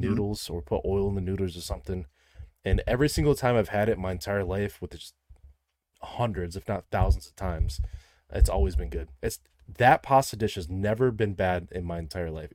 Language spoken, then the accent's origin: English; Midwest, United States; I'm from the Midwest